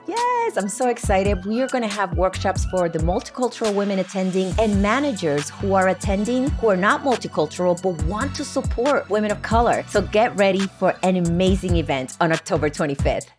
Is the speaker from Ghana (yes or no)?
no; San Germán, Puerto Rico; I was born and raised in San Germán, Puerto Rico